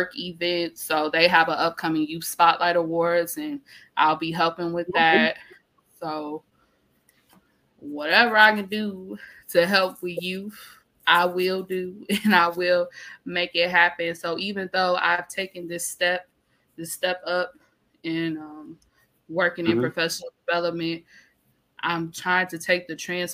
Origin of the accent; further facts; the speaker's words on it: Detroit, Michigan, United States; I'm from Detroit